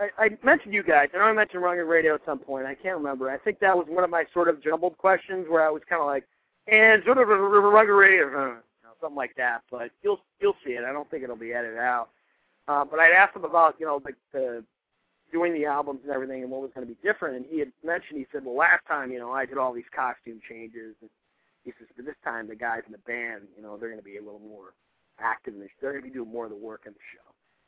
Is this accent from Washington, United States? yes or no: no; New York, United States; I'm from the Empire State of New York